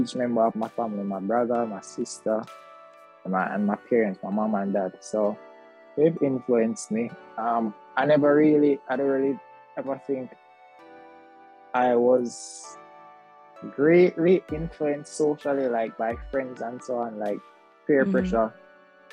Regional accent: Kingston, Jamaica; also born or lived in Mandeville, Manchester, Jamaica; I grew up in Kingston

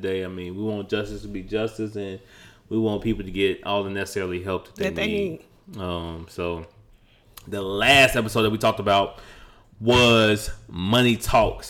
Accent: Chicago, Illinois, United States; now in Houston, United States; we're from the Midwest

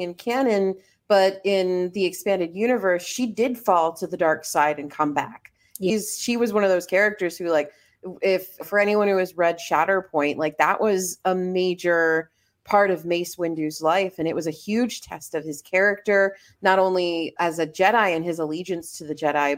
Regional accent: Miami, Florida, United States; I grew up in Miami, which is just like very multicultural

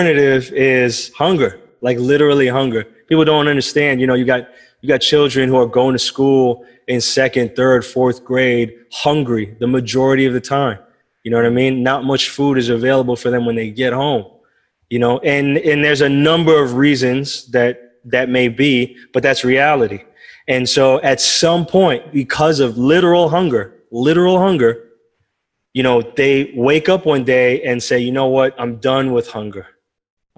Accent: Bergen County, New Jersey, United States; moved away; I'm from New Jersey, North Jersey, Bergen County. Grew up in a couple of towns, Dumont and Bergenfield

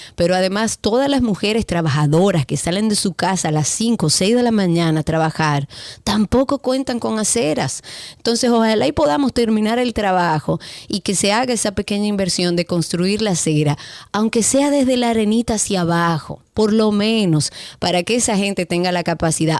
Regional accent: Dominican Republic

